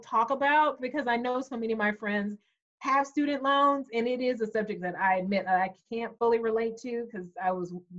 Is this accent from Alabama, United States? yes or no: yes; Huntsville, Alabama, United States; I grew up in Huntsville, Alabama